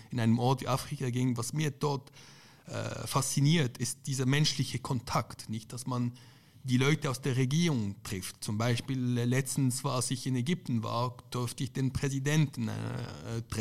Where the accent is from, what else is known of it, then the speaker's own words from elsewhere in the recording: Lebanon; Andererseits ich komme ja auch aus Libanon und dort ist es praktisch das Gegenbeispiel.